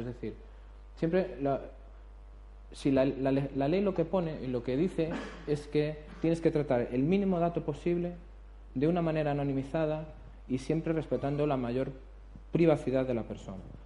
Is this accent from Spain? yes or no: yes; Galicia, Spain; como buen abogado gallego